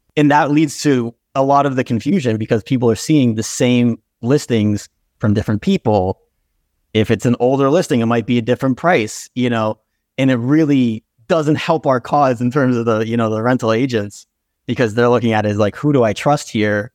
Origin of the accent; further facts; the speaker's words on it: Brookline, Massachusetts, United States; also born or lived in Brighton, Massachusetts; I'm originally from Brookline, Mass. So I've been in the city for my entire life, currently in Brighton, Mass.